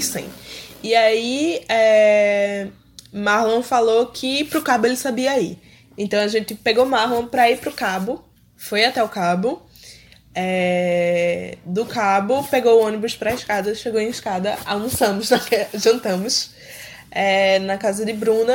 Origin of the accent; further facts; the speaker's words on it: Recife, Pernambuco, Brazil; eu vivi a minha vida toda em Recife